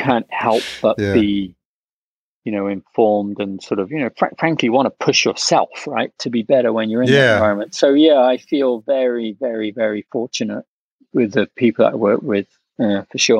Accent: England, United Kingdom; moved away as an adult; also born or lived in London / India / Brooklyn, New York; now in New York, United States; when I was growing up in England

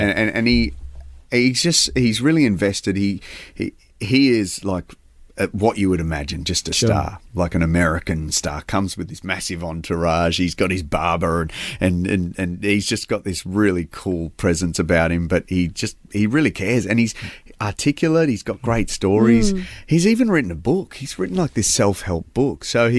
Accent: Australia; especially being an Aussie

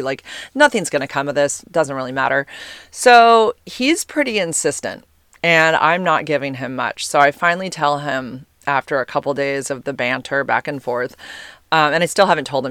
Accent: United States; accent: American; my American accent

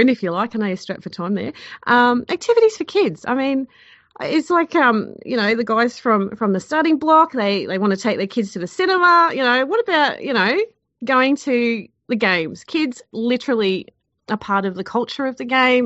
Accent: Queensland, Australia; I'm actually from Queensland

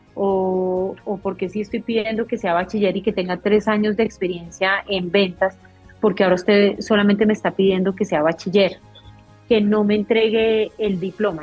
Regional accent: Colombia; nosotros mismos en Colombia

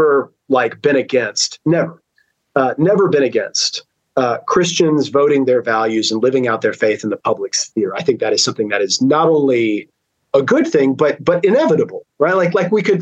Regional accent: United States; as an American

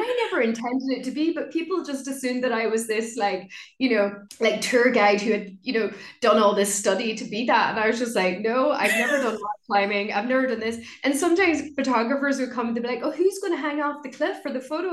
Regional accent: Ireland; moved away as an adult; also born or lived in London; So I moved back home and very quickly I started to see my hometown through very different eyes. I just started to see how beautiful it was how cultural it was. Like I used to speak Irish, it's an Irish speaking community.

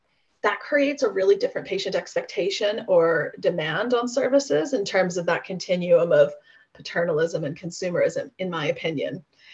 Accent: United States; American, although I'll be back in the US in August for 2 weeks. And then if you'd interviewed me then my accent would have been much broader then.

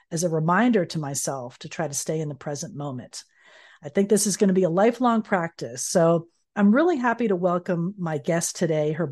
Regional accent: Florida, United States; born or raised there; moved away

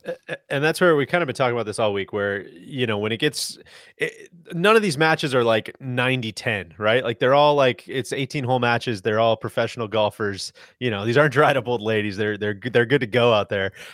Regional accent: United States; as an American

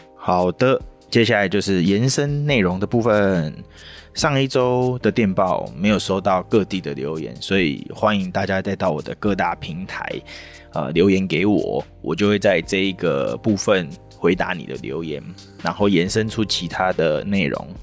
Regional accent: Taiwan; 我们台湾人的性格

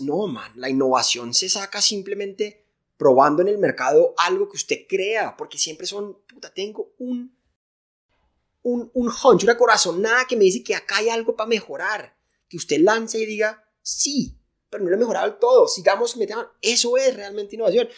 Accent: Colombia; soy de Colombia

